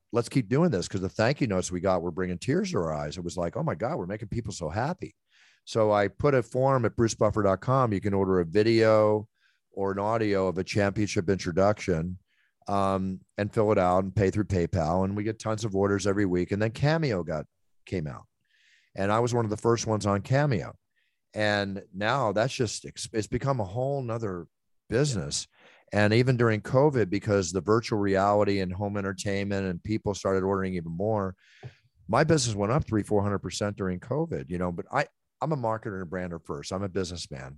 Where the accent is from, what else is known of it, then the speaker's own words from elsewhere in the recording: Philadelphia, Pennsylvania, United States; moved away; Philadelphia is my hometown